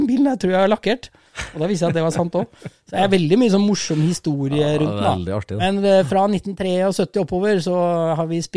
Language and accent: Norwegian; Rissa, Trøndelag, Norway; Jeg er oppvokst på Rissa.